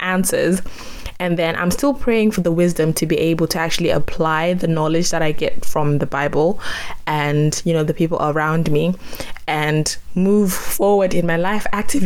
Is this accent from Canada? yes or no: no; Zimbabwe; now in United Kingdom; I was born and raised in Zimbabwe